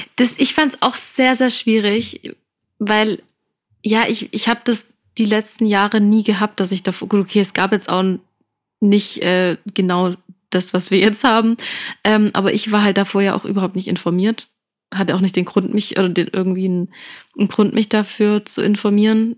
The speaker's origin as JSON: {"language": "German", "area": "Stuttgart", "region": "Baden-Württemberg", "country": "Germany", "said": "wir kommen aus Stuttgart"}